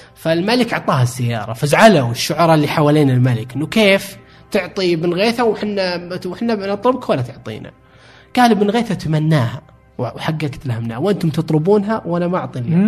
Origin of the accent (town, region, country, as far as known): Saudi Arabia